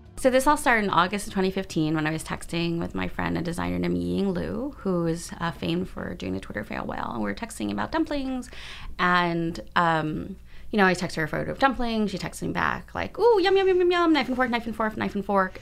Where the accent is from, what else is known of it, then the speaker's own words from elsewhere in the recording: United States; I'm Chinese American